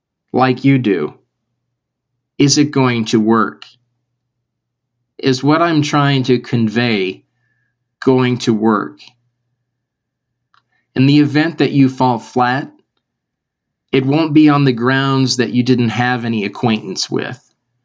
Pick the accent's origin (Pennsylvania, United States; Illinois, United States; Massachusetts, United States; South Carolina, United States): Illinois, United States; Chicago; I'm from Chicago. I talk about home a lot.